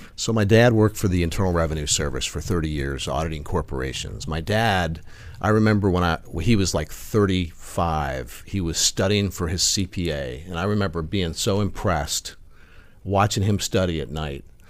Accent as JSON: {"language": "English", "town": "Omaha", "region": "Nebraska", "country": "United States", "said": "Omaha, Nebraska."}